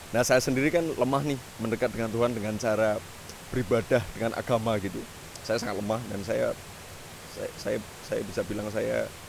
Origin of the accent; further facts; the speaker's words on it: Gunung Kidul, Special Region of Yogyakarta, Indonesia; moved away as an adult; pulang pulang ke rumah saya di Gunung Kidul yeah. di tempat bapak ibu saya masih tinggal